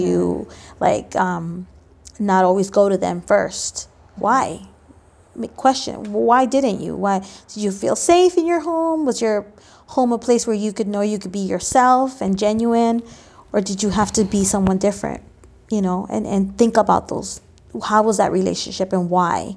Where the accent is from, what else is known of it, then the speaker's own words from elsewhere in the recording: Los Angeles, California, United States; also born or lived in Mexico; I grew up here in L